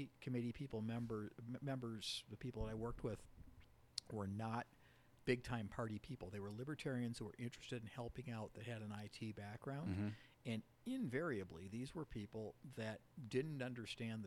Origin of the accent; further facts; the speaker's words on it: St. Paul, Minnesota, United States; I grew up in St. Paul